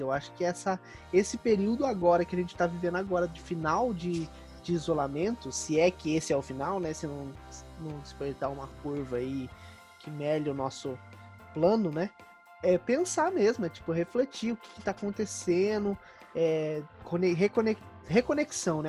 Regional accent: Campinas, São Paulo, Brazil; Como eu sou aqui de Campinas

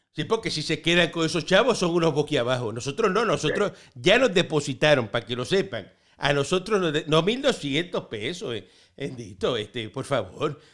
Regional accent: Cuba; now in Miami, United States; Así somos nosotros los cubanos.

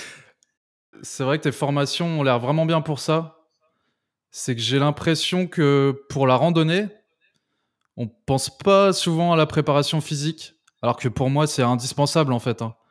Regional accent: France; en tant que Français

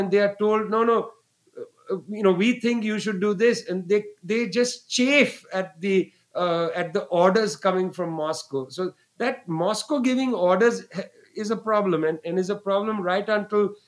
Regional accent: West Bengal, India; Bengal, where I was born

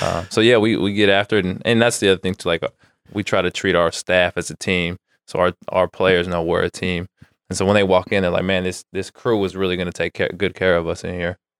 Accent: Antioch, California, United States; also born or lived in Santa Barbara, California / Fullerton, California; now in Sacramento, United States; I grew up in the Bay Area, Antioch, just an hour from here.

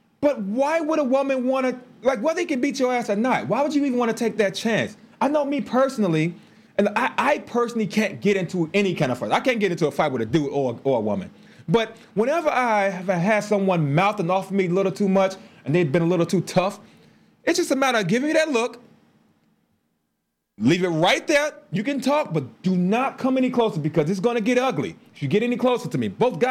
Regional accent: Chicago, Illinois, United States; We grew up in Chicago

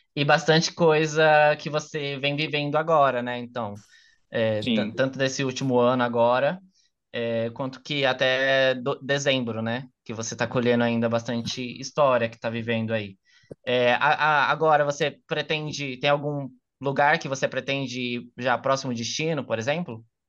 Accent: Brazil; eu sou brasileiro

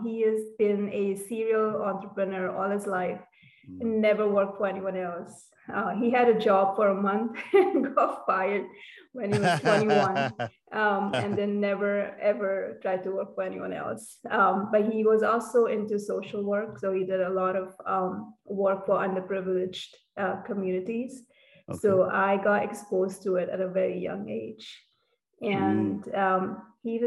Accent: Cape Town, Western Cape, South Africa; moved away as an adult; also born or lived in Mumbai, India / London, United Kingdom / Canada; now in Los Angeles, United States; Grew up in Cape Town for a little bit

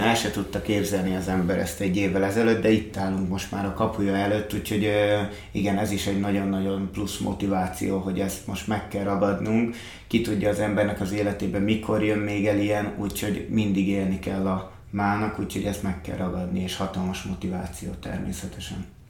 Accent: Hungary; fiatalok, magyarok vagyunk

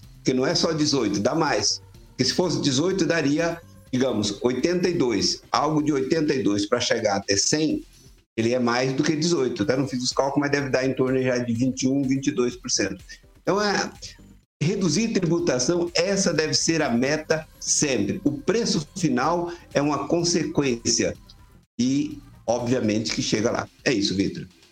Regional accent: Água Boa, near Paiçandu, Paraná, Brazil; lá na minha cidade quando eu era adolescente, lá em Água Boa, aí perto de Paysandu

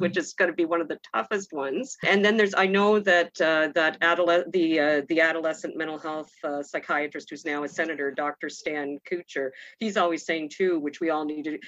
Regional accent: New Brunswick, Canada; I grew up in New Brunswick in a small community

